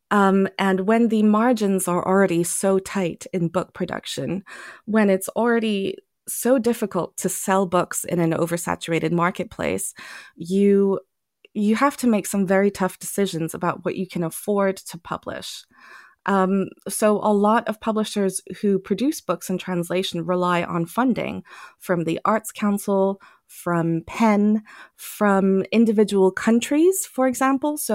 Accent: Germany; also born or lived in Thailand; I grew up partly in Germany and partly in Thailand. So I was constantly around other languages.

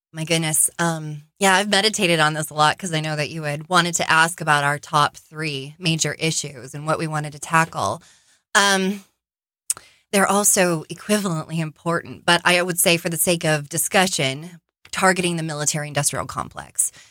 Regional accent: Arizona, United States; I am born and raised in Arizona

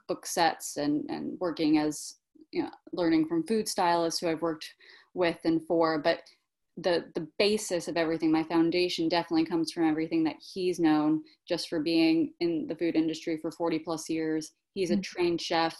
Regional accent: New York City, New York, United States; also born or lived in Switzerland; I'm born and bred in Brooklyn and grateful for it

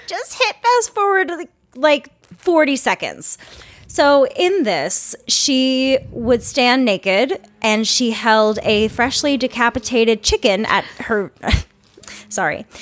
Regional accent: Minnesota, United States; I'm a Minnesotan

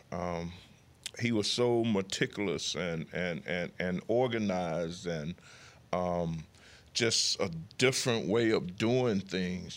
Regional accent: United States; moved away; my hometown is fifty miles away from Mobile

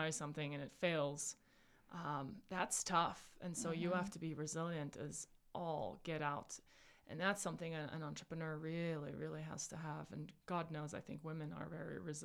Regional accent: South Africa; moved away; I was born and raised in South Africa

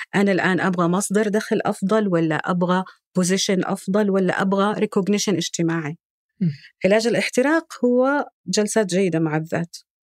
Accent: Saudi Arabia; صفاتنا الجندريه كسعوديين

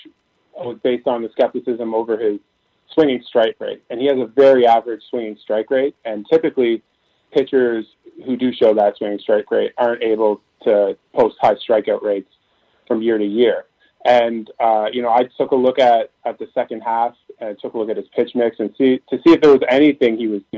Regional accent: Canada; I'm a Canadian

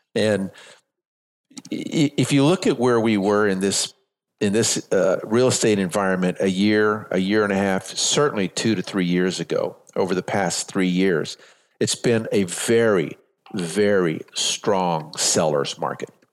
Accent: San Antonio, Texas, United States; moved away as an adult; also born or lived in Las Vegas / North Carolina; I'm from San Antonio, Texas, born and raised here.

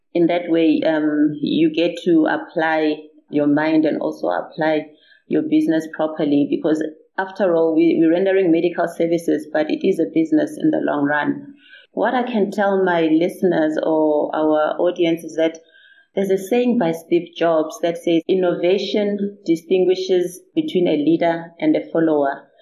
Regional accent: Limpopo, South Africa; I'm actually from Limpopo. I was born and bred here in Limpopo.

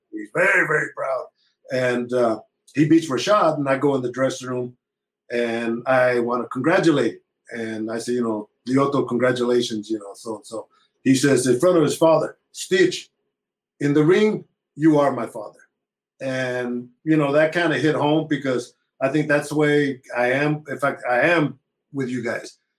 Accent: Planada, California, United States; moved away as an adult; now in Las Vegas, United States; In the second grade, I moved to Planada

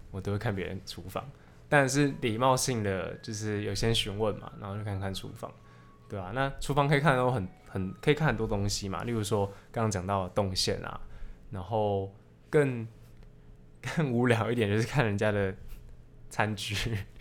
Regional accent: Taipei, Taiwan; moved away as an adult; now in Taichung, Taiwan; 我大概每一年都会回，回我老家太台北

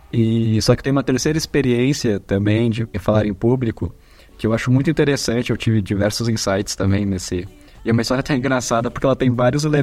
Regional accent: São Paulo, Brazil; como eu venho do, de São Paulo, né, estudei em outras instituições

